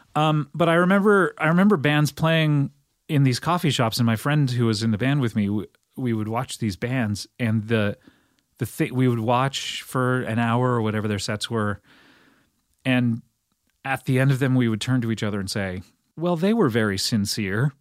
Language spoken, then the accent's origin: English; Cypress, California, United States; my hometown of Cyprus in Orange County, California